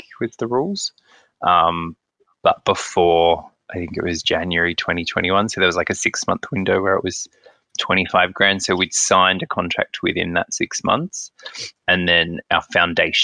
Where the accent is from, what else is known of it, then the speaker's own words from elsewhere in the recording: Central Coast, New South Wales, Australia; now in Melbourne, Australia; I'm from the Central Coast